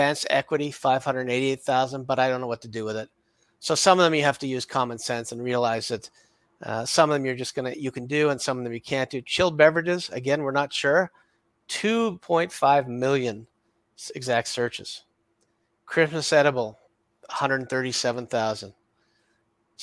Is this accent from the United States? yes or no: no; Canada